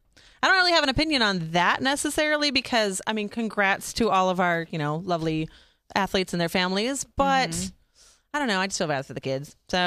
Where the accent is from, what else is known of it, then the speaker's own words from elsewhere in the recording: Detroit, Michigan, United States; I'm from Detroit